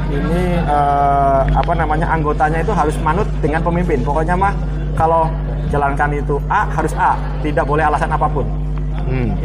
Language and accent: Indonesian; Indramayu, West Java, Indonesia; saya orang Sunda tapi nggak bisa bahasa Sunda karena saya aslinya Indramayu